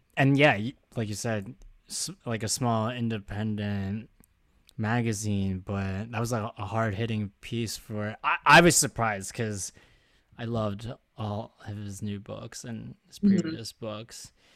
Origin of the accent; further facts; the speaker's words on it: Philadelphia, Pennsylvania, United States; now in New York, United States; I'm still Philly all the way, specifically Delco.